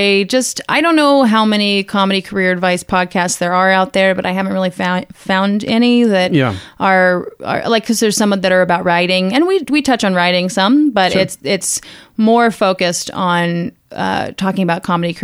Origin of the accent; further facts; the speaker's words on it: Houston, Texas, United States; moved away as an adult; also born or lived in Dallas, Texas / Orlando, Florida / New York; I grew up in Houston, and then I went to college in Dallas